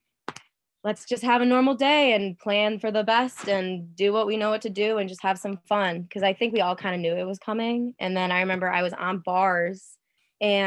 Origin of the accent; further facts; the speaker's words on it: Canton, Michigan, United States; I grew up in Michigan. There's a lot of gymnastics in the area. Like I live in Ann Arbor or like Canton, Michigan